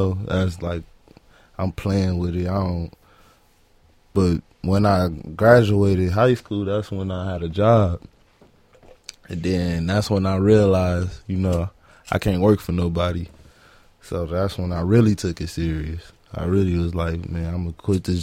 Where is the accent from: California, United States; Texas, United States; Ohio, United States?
California, United States; Los Angeles; I'm from Watts, California, born and raised on 99th and Central